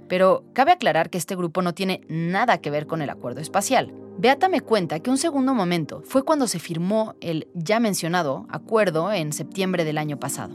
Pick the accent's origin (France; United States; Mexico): Mexico; somos vecinos de Estados Unidos